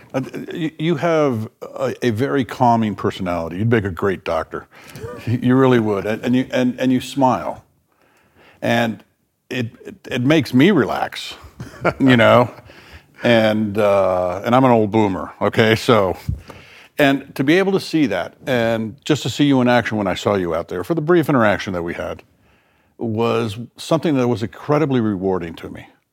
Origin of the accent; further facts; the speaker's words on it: South Florida, United States; moved away; in the South, where I grew up in South Florida